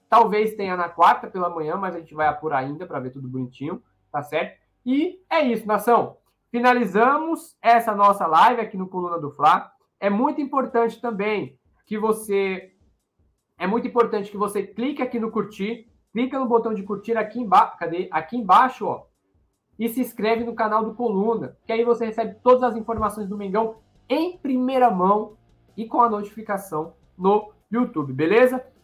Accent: Maranhão, Brazil; Eu sou de Maranhão, uma manita para riba.

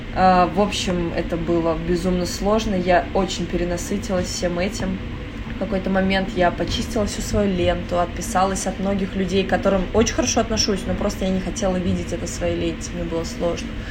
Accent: Moscow, Russia; я родилась в Москве, угу. и я никогда где-то не жила.

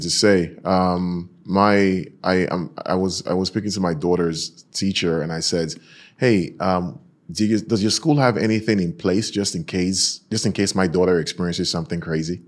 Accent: Nigeria; moved away as an adult; now in Norway; I'm from Nigeria

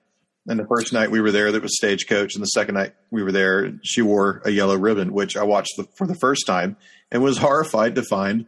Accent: the South, United States; I'm from the South.

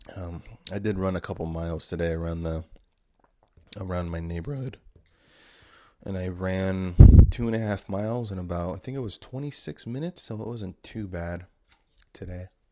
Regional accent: United States; as an American

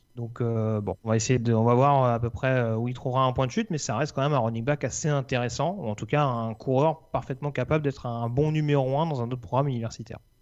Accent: France; accent: French; mon accent français

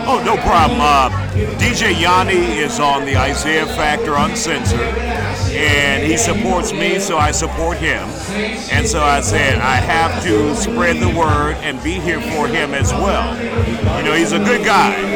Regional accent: Baton Rouge, Louisiana, United States; moved away as an adult; My hometown is Baton Rouge, Louisiana, four and a half hours from Houston

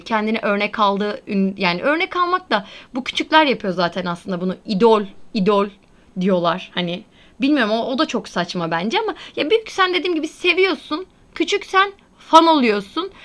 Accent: Antalya, Turkey; ben bir de Antalyalı olarak

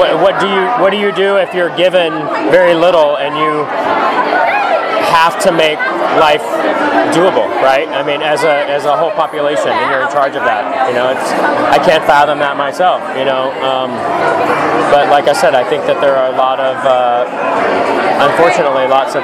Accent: Alabama, United States; moved away; also born or lived in Los Angeles / New York / San Francisco; I am from Alabama, moved to LA back in 97, and have been here in New York and San Francisco ever since.

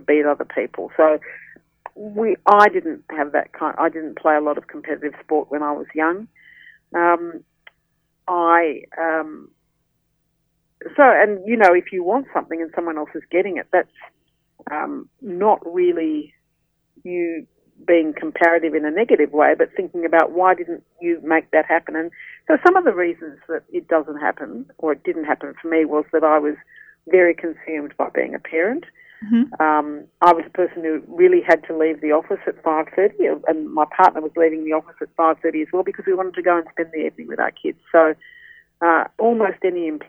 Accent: Australia; I'm an Australian, born and bred.

